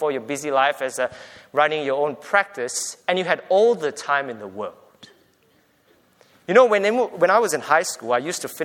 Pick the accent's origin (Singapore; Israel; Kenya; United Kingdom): Singapore; now in Australia; We grew up in Singapore